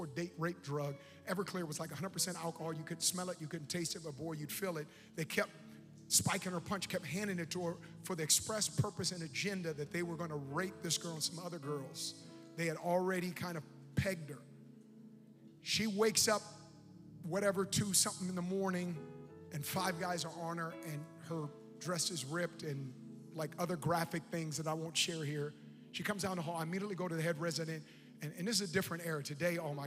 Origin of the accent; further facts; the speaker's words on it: Oakland, California, United States; I'm from Oakland